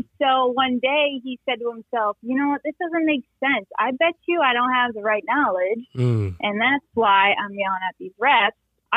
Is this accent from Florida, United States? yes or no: no; Westfield, Massachusetts, United States; moved away as an adult; also born or lived in Pittsburgh, Pennsylvania; I grew up in Westfield, Massachusetts